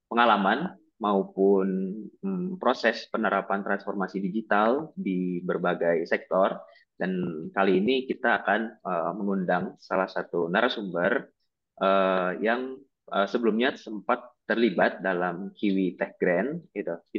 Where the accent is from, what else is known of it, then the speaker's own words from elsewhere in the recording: West Java, Indonesia; karena saya orang Sunda dan Pak Uhen juga orang Sunda, Alia juga orang Sunda